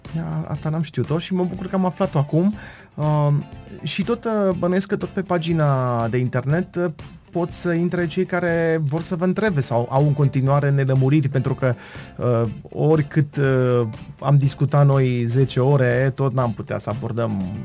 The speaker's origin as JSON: {"language": "Romanian", "town": "Târnăveni", "region": "Mureș County", "country": "Romania", "said": "suntem în Târnăveni"}